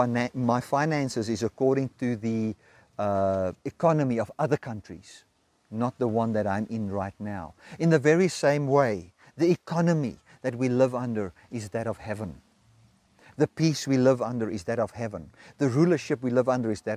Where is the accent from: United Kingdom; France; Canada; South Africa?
South Africa; As I sit here in Zambia, I'm a South African citizen, although I'm in Zambia